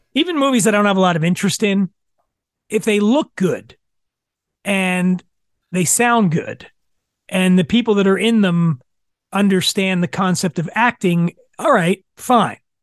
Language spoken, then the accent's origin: English; Philadelphia, Pennsylvania, United States; I grew up in Philadelphia